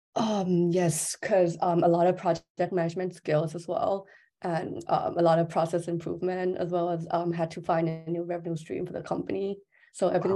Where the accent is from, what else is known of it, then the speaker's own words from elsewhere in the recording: Thailand; I'm from Thailand